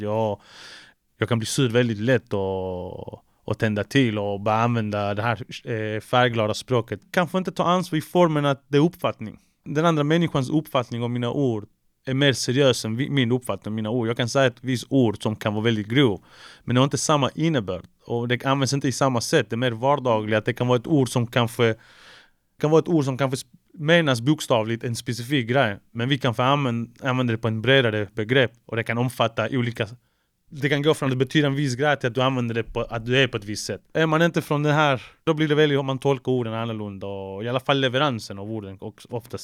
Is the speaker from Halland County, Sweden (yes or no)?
no; Malmö, Skåne, Sweden; also born or lived in Chile; Jag är från Malmö, 040